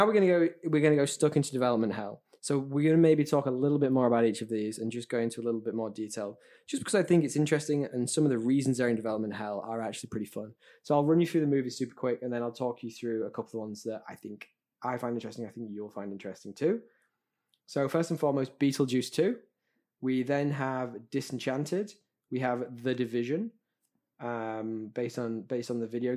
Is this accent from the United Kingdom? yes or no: yes; United Kingdom; I'm a Brit